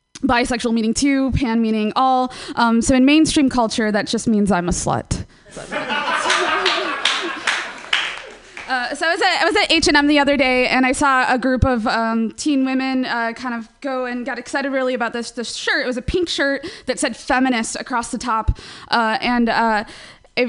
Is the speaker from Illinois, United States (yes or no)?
yes; Chicago, Illinois, United States; now in San Francisco Bay Area, United States; I'm from Chicago originally, and I moved out to San Francisco Bay Area.